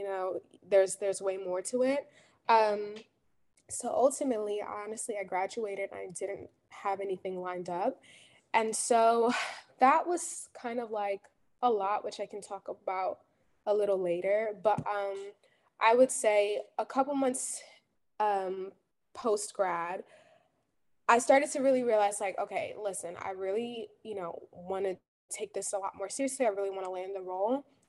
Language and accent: English; Jersey City, New Jersey, United States; I'm from Jersey City, New Jersey